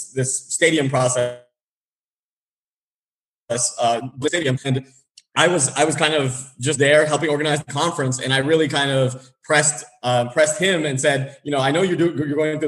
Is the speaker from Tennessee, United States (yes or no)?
no; San Diego, California, United States; moved away as an adult; also born or lived in Boston; I grew up in San Diego